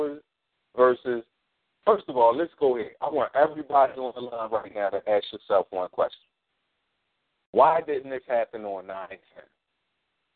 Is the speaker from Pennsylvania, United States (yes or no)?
yes; Philadelphia, Pennsylvania, United States; I'm from North Philly.